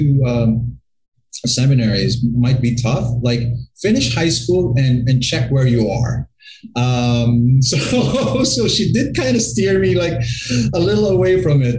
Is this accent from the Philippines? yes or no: yes; Bacolod, Western Visayas, Philippines; also born or lived in Florida, United States; now in Manila, Philippines; I was born and raised right here in the Philippines at the City of Smiles called Bacolod.